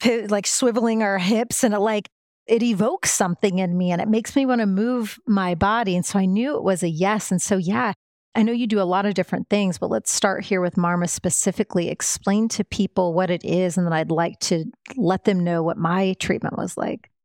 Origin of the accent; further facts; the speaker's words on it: Midwest, United States; now in Austin, United States; I grew up in the Midwest